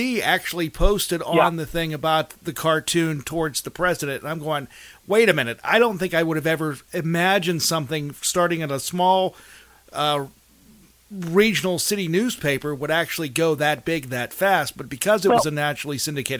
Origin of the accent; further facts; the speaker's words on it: Mars, Pennsylvania, United States; moved away; I grew up in Mars, Pennsylvania.